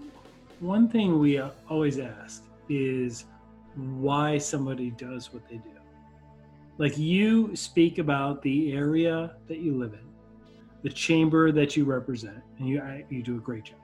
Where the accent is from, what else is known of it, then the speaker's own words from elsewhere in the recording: Chicago suburbs, near the Wisconsin border, Illinois, United States; also born or lived in Indiana; I'm from Chicago, which is not a small town, but I grew up in the rural suburban part of it, right? Almost near the Wisconsin border